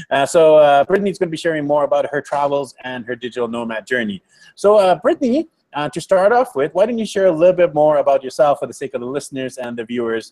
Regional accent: Vancouver, British Columbia, Canada; now in Colombia; I'm from Vancouver, BC, Canada.

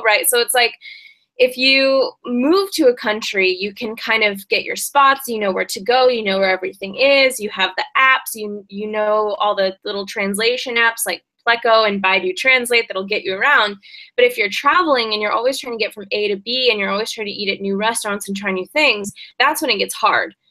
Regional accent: Seattle, Washington, United States; moved away as an adult; now in China; I'm originally from Seattle, and I first came to China to uh, to study abroad

